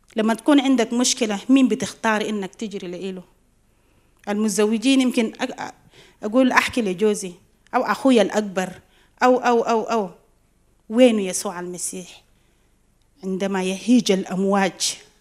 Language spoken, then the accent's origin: Arabic; South Sudan; بجنوب السودان مرينا بحروب